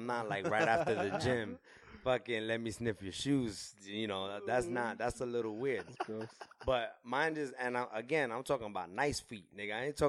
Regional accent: New York, United States; because I'm from New York

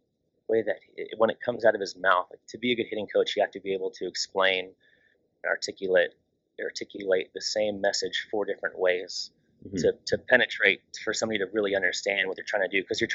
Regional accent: Long Beach, California, United States; I grew up in Long Beach, California

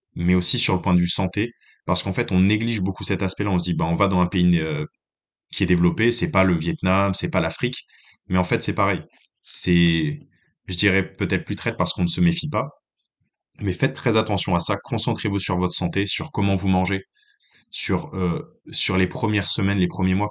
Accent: France; moved away as an adult; also born or lived in Lyon / Saint-Étienne / Nantes; now in New Zealand; en tant que Français

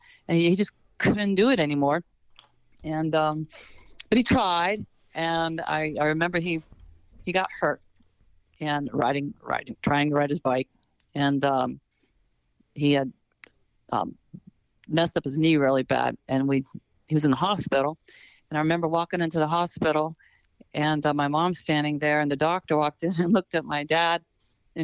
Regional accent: Morgantown, West Virginia, United States; I was a townie and I'm from Morgantown

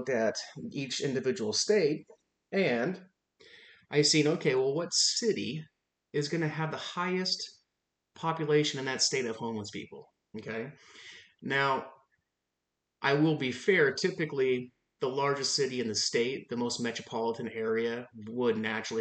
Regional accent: Washington, United States; the state of Washington, my home state. We have about 7.8 million people

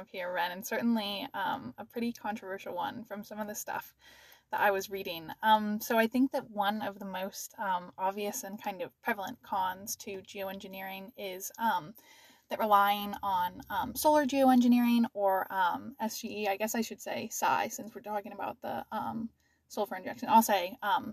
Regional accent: Washington, United States; moved away; I'm originally from Washington

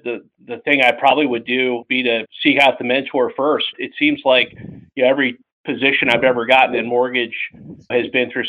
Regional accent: Princeton, New Jersey, United States; moved away as an adult; also born or lived in Lawrenceville, New Jersey / Columbia, South Carolina; I grew up where you are, up in the Northeast. I grew up in Princeton and Lawrenceville, New Jersey.

